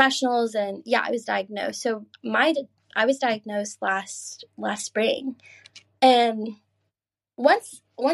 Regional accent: Georgia, United States; moved away as an adult; also born or lived in Maine; now in Edinburgh, United Kingdom; I grew up in the South

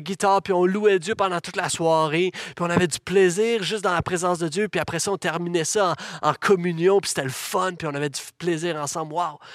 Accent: Laval, Quebec, Canada; j'ai grandi dans l'Église, j'ai vécu mon adolescence dans cette Église ici même.

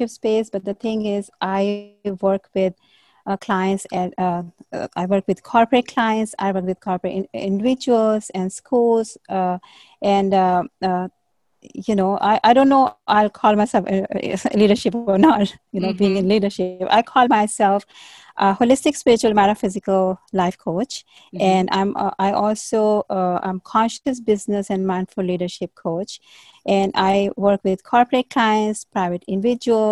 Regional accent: India; I was born and brought up in India

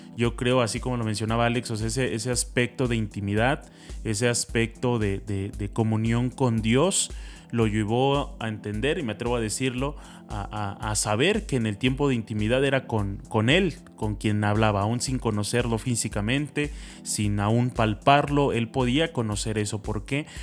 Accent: a town in the state of Puebla, Mexico; nosotros no somos de la ciudad de Puebla, venimos de un pueblo del estado de Puebla, aunque suene muy redundante pero pues obviamente somos, somos poblanos

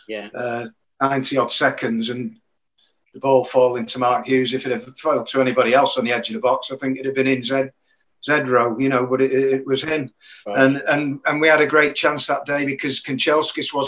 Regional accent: Manchester, North West England, United Kingdom; I would have wanted Man United to win it, because obviously they were my hometown club

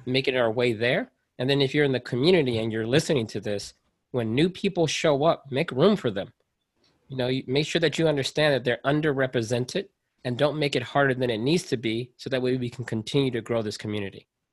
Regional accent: United States; I am a part of an underrepresented group here in America, right? So I'm American

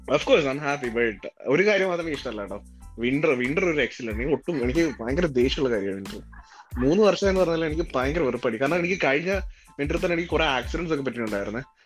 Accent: Elanthoor, Kerala, India; moved away as an adult; now in Ottawa, Canada; ഞാൻ പത്തനംതിട്ടക്കാരനാണ് പത്തനംതിട്ടയില് എലന്തൂർ പ്രക്കാനം എന്നൊക്കെ പറയും നമ്മുടെ സ്ഥലത്തിന്റെ പേരാണ്

